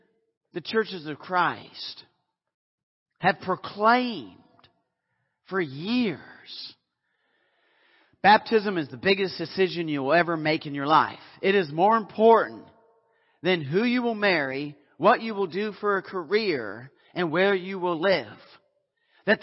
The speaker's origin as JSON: {"language": "English", "country": "Canada", "said": "I was in the South. I'm Canadian."}